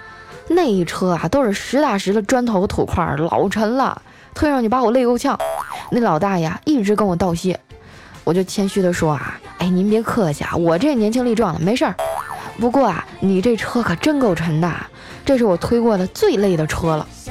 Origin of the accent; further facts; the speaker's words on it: Qitaihe, Heilongjiang, China; 说起我这俩姐姐啊，当初也是我们家乡的传奇人物。我大姐呢，当年还得了七台河市高中女子组扳手腕大赛的第一名。